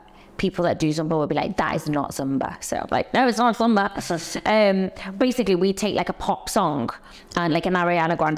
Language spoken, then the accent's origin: English; Liverpool, North West England, United Kingdom; accent: Liverpool; moved away as an adult; now in London, United Kingdom; So I grew up in Liverpool, but moved to London when I was 18 to go to dance college